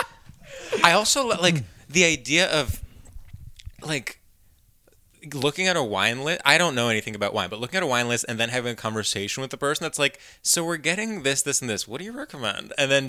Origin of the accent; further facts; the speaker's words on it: Greece; in Greece, my home country